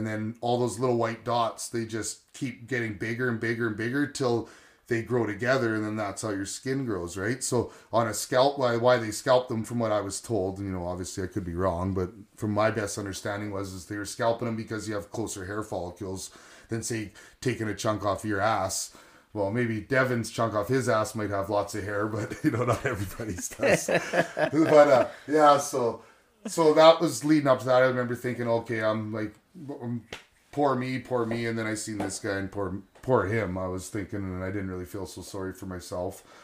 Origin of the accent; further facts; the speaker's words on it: Quesnel, British Columbia, Canada; also born or lived in Kelowna; growing up in Quesnel area